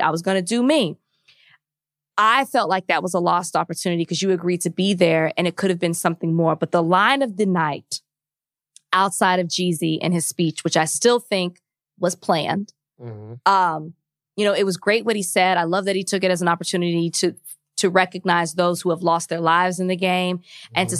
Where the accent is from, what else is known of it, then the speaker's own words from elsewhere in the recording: Texas, United States; moved away; my home state of Texas